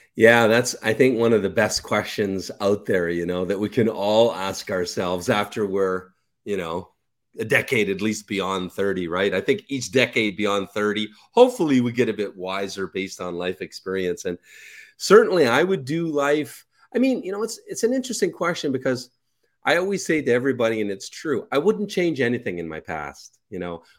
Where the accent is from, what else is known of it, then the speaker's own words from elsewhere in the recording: Canada; moved away as an adult; also born or lived in Ukraine / Kelowna, British Columbia; I'm Canadian